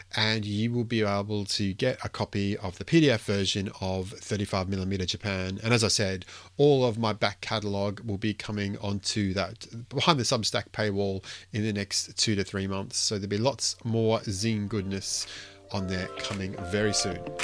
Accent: Queensland, Australia; me being a, being a Queenslander

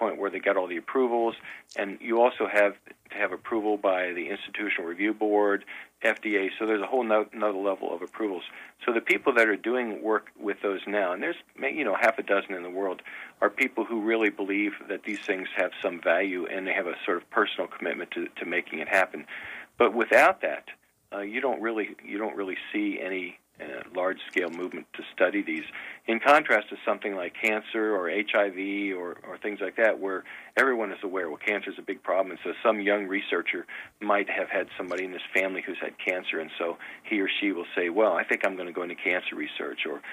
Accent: Cincinnati, Ohio, United States; moved away as an adult; also born or lived in Iowa / Purdue (Indiana); I grew up just outside Cincinnati

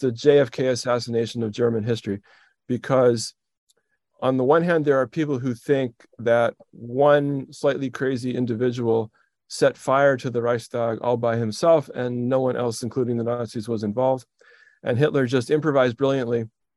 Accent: Edmonton, Alberta, Canada; moved away as an adult; also born or lived in Rochester, New York / Toronto; I was born in Rochester, New York. My mom was from New York City, but my dad was Canadian. And very soon after I was born, my parents stuffed me in the back of a car and drove to Edmonton, Alberta, which is where I grew up

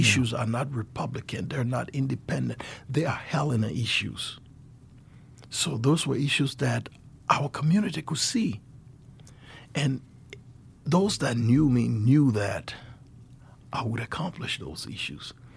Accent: Liberia; moved away as an adult; now in Helena, United States

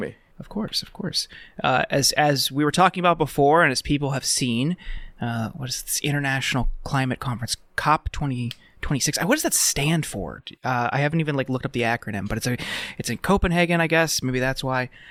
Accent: Youngstown, Ohio, United States; growing up in the Rust Belt, like I lived in Ohio uh, growing up in outside of Youngstown.

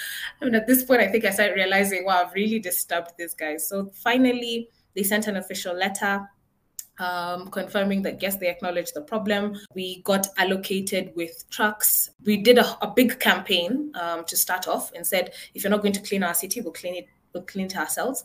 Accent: Nairobi, Kenya; I grew up in Nairobi, Kenya. And I think my entire life, I've lived in one house along one street

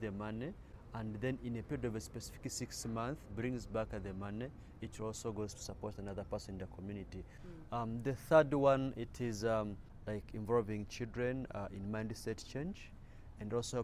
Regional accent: Jomba, North Kivu, DR Congo; also born or lived in Kyaka II refugee settlement, Uganda; now in Uganda; I'm from Jomba, which is in the Ruchuru zone in North Kivu, DRC.

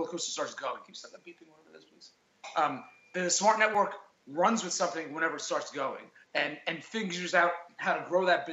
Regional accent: New York City, New York, United States; We are friends from high school. We grew up in Staten Island.

